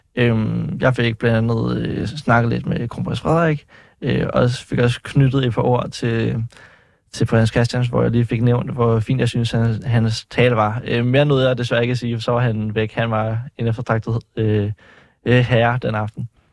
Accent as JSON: {"language": "Danish", "town": "Faxe", "region": "Zealand", "country": "Denmark", "said": "Jeg kommer fra Faxe."}